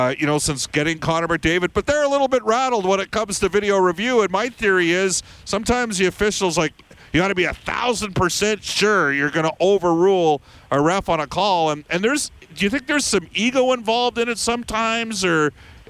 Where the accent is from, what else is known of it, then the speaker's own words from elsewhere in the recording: Edmonton, Alberta, Canada; I'm from Edmonton